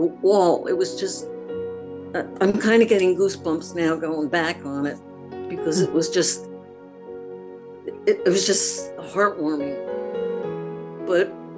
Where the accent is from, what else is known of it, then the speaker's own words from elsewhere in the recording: United States; as an American